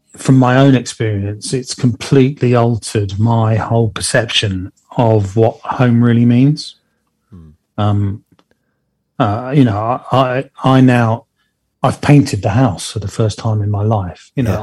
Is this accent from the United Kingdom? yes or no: yes; Plymouth, South West England, United Kingdom; here local in my hometown of Plymouth